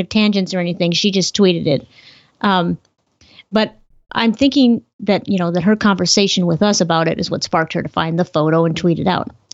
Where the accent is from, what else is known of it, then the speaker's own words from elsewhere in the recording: Montana, United States; now in Minnesota, United States; Montana is my home state.